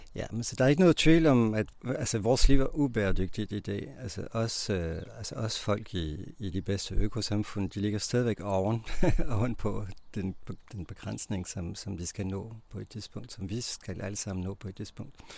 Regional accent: Belgium; Danish is a second language; moved away as an adult; now in Denmark; Jeg kommer fra Belgien

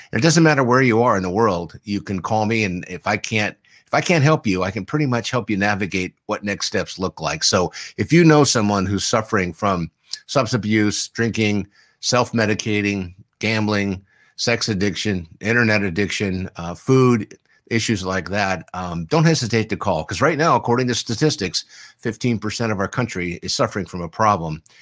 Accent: San Diego, California, United States; I grew up here in San Diego

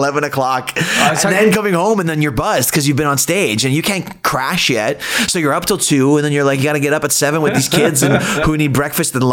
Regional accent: Toronto, Ontario, Canada; I'm from Toronto.

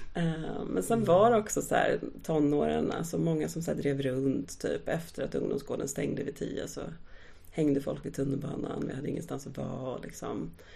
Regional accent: Stockholm, Stockholm County, Sweden; min uppväxt i Akalla

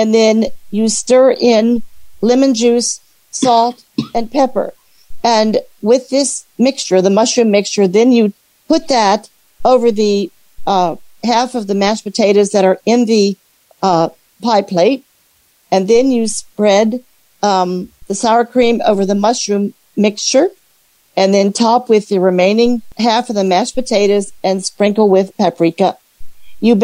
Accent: Alexandria, Virginia, United States; I'm from Alexandria, Virginia

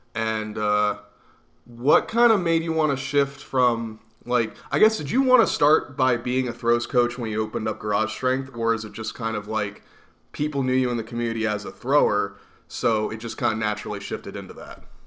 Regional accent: Reading, Pennsylvania, United States; my hometown of Reading, Pennsylvania

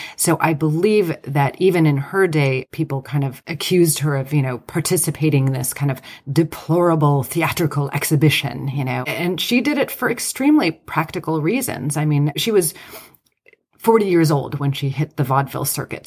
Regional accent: United States; I'm Greek American

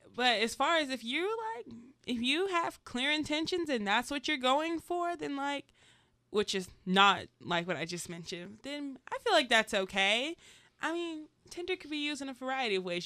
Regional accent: Georgia, United States; moved away; I'm from Georgia.

